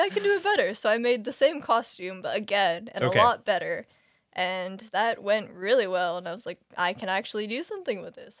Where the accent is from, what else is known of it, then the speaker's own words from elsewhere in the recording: Portland, Oregon, United States; now in Wellington, New Zealand; also from Portland.